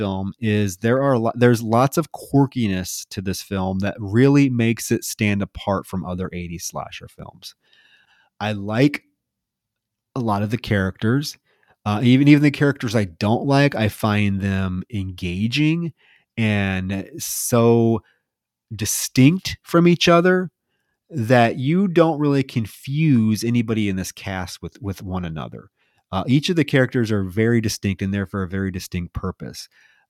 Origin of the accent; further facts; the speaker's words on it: Midwest, United States; You know, I grew up in the Midwest fishing. My parents were huge fishers.